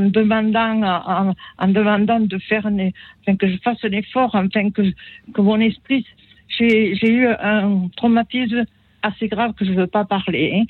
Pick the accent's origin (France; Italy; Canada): Italy; moved away; Je suis née en Italie